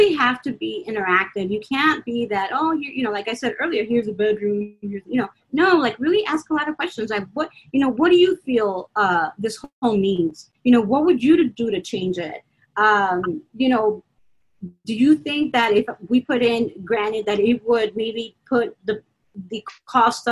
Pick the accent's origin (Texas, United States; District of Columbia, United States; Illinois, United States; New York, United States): Illinois, United States; Chicago; like me as a Chicagoan